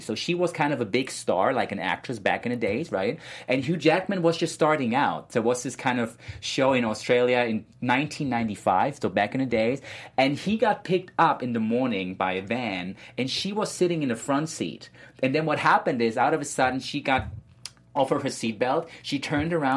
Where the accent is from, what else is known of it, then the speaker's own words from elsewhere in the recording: Germany; moved away; I was born in Germany.